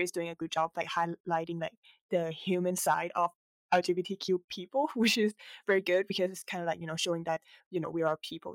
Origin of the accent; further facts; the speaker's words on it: Bangkok, Thailand; I'm from Bangkok, Thailand.